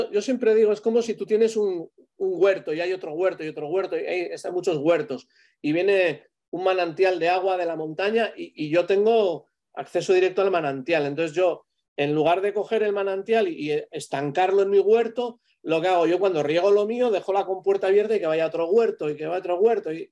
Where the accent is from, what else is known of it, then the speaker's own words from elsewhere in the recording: Spain; el último hice el ADN, de, un poco de cómo somos los españoles.